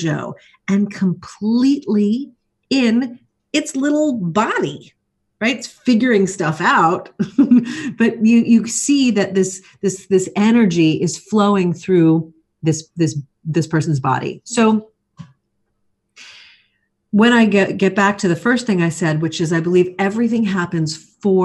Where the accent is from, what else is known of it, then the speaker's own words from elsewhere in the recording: New York City, New York, United States; moved away; I'm originally from New York. So those of us from New York City especially, we like to keep it real.